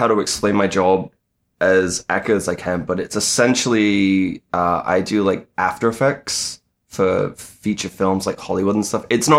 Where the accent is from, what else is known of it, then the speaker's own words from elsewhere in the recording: North West England, United Kingdom; Yeah, I went like Manchester, Bolton area. So I'm from I'm from the Northwest.